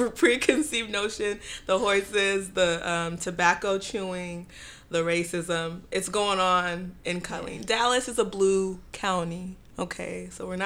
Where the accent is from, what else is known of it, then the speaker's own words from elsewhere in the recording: Nigeria; I'm West African.